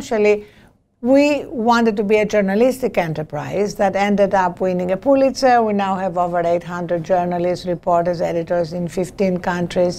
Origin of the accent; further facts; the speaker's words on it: Greece; now in United States; As you can hear from my accent, I was not born in this country. I was born in Greece